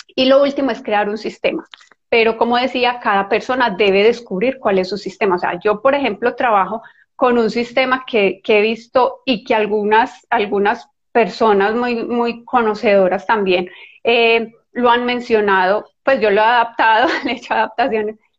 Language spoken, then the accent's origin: Spanish; Colombia; yo soy colombiana